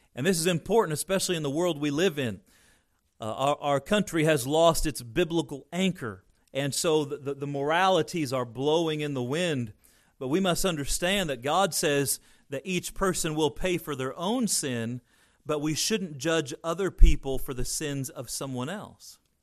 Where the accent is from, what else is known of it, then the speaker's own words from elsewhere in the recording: United States; I'm American inside and out, and I, I'm thankful to be born here